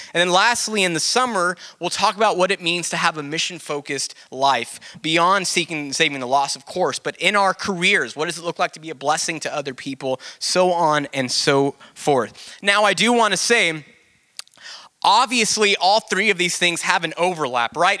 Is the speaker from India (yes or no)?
no; Del Rio, Texas, United States; I'm from Del Rio and played a few like local shows